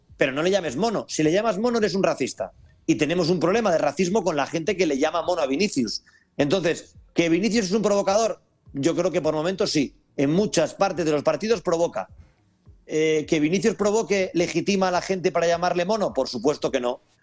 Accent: Spain; sociedad española

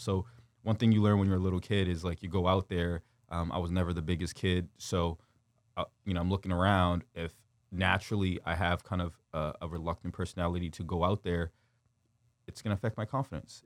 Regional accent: Windsor, Ontario, Canada; also born or lived in Kigali, Rwanda / North Carolina / Detroit; we moved to Windsor, Ontario, and then when I was six years old, and, uh, I've kind of resided and grew up in Windsor

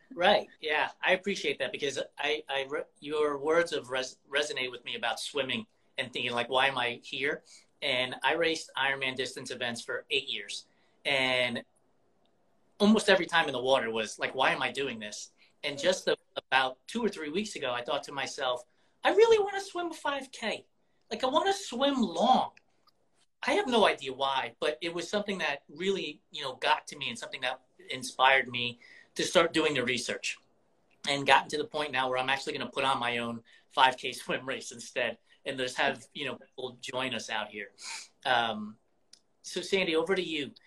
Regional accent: New York, United States; moved away; I'm originally from New York

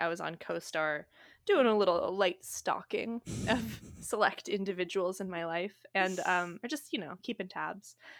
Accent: Bainbridge Island, Washington, United States; moved away; we grew up on Bainbridge Island, Washington.

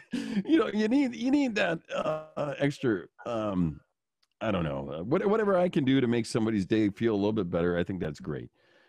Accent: Illinois, United States; growing up in the Chicagoland area, you would see those things too. But recently, this has just been a ongoing thing that has been an eye-opener to me here in Wisconsin.

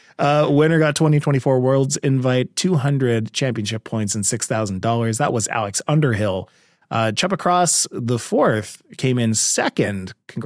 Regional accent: Canada; I'm Canadian.

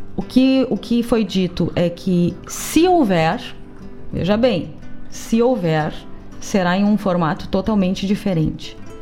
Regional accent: Cachoeira do Sul, Rio Grande do Sul, Brazil; moved away as an adult; now in Porto Alegre, Brazil; Ah, sou de Cachoeira do Sul

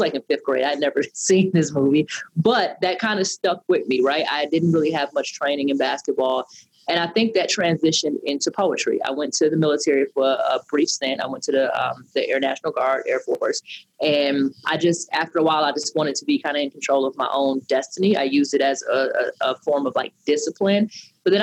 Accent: Detroit, Michigan, United States; I am from Detroit, Michigan, a Detroit native

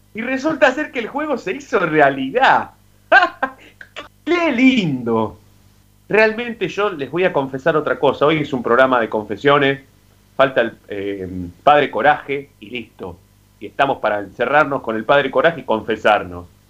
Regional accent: Avellaneda, Buenos Aires Province, Argentina; yo soy de Avellaneda

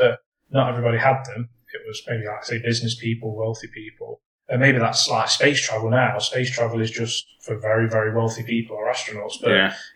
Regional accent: England, United Kingdom; we, as English people

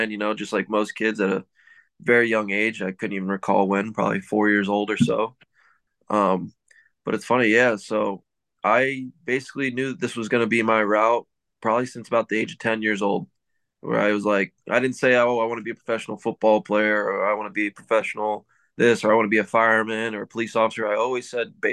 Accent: Pennsylvania, United States; also born or lived in Fort Lauderdale, Florida; moved at a young age to Pennsylvania. Grew up here my whole life until I went to college

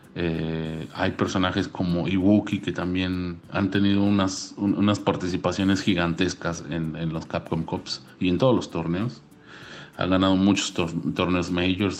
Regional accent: Mexico; haber calificado como representante mexicano

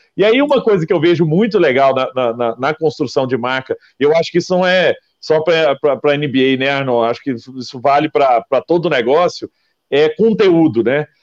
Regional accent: Araguari, Minas Gerais, Brazil; Eu lembro lá em Araguari, quando eu sou nascido em Araguari, né, Triângulo Mineiro, e lá em Araguari chegava na época, na minha época de escola

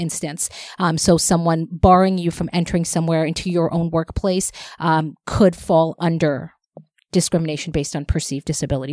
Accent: Toronto, Ontario, Canada; I grew up in Scarborough, and that's where I always went.

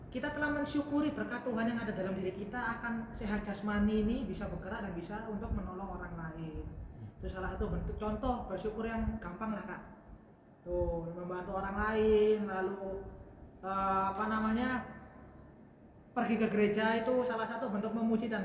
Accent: Surabaya, East Java, Indonesia; oh sesurabayanya karena kita orang Surabaya dong.

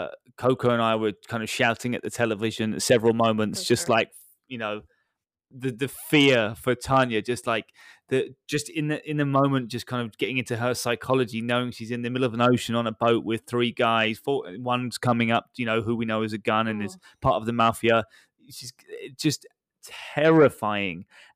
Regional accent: United Kingdom; being a British guy

